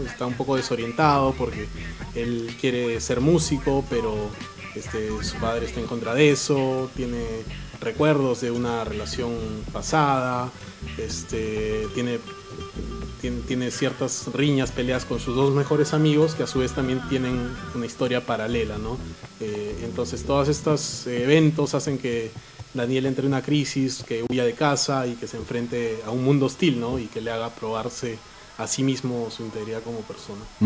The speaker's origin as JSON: {"language": "Spanish", "region": "Arequipa", "country": "Peru", "said": "vengo de Arequipa"}